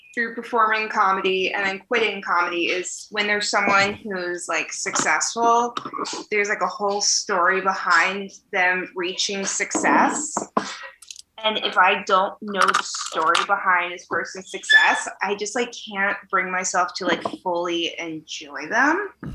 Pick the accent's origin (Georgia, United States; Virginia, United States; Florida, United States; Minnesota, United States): Virginia, United States; moved away as an adult; also born or lived in Tucson, Arizona; now in Chicago, United States; I was born and raised in Virginia